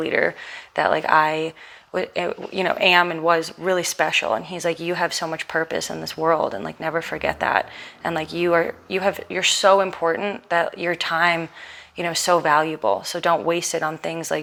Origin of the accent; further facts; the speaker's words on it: New York City, New York, United States; growing up in Manhattan, we had a lot of independence